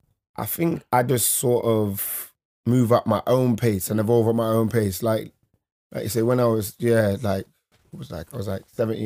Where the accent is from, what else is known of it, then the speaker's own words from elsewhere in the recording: Nottingham, East Midlands, United Kingdom; I've had people, if I go to London and people are like, oh, you from Birmingham? Like, no, I'm from Nottingham.